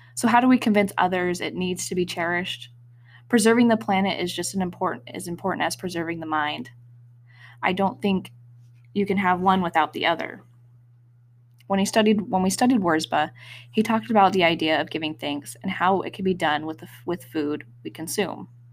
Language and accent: English; Wyoming, United States; moved away; Growing up in Wyoming, I felt a strong connection to the mountains, mostly through hiking